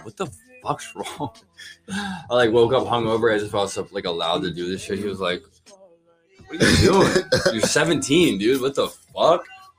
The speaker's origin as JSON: {"language": "English", "town": "Philadelphia", "region": "Pennsylvania", "country": "United States", "said": "I'm from Philly."}